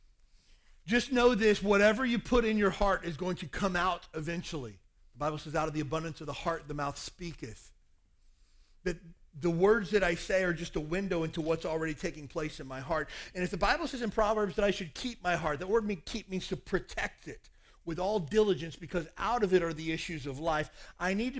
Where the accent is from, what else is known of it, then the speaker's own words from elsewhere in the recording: Kentucky, United States; I grew up in Kentucky